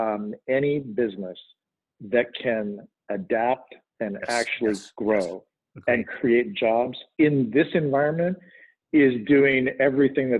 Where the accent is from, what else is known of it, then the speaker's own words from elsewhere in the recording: Canada; now in United States; I'm Canadian and became a dual citizen